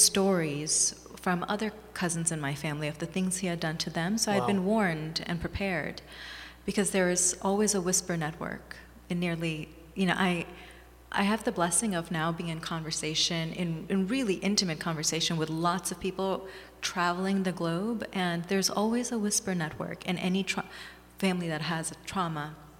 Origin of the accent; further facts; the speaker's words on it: Thailand; also born or lived in Bangladesh / Hawaii, United States; I was born in Bangladesh and raised in Thailand and Hawaii. I was in Hawaii for 4 years. My father was in graduate school there. And I was raised in Thailand from the time I was six.